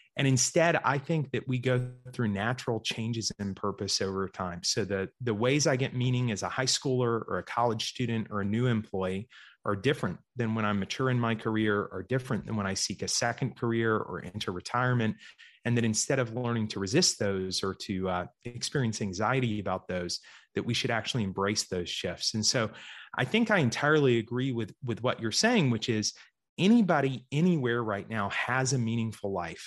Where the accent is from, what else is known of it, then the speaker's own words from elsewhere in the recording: Georgia, United States; also born or lived in Central Florida; I was actually born in Florida, grew up in Georgia